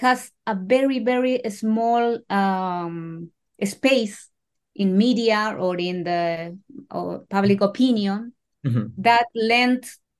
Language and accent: English; Chile; I was born in 1974, a year later to the coup d'etat in Chile.